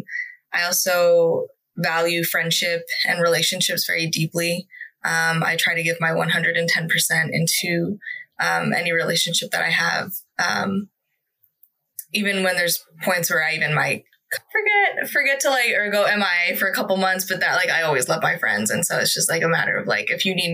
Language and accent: English; Stockton, California, United States; I grew up in Stockton with my huge family, who most of them immigrated from Mexico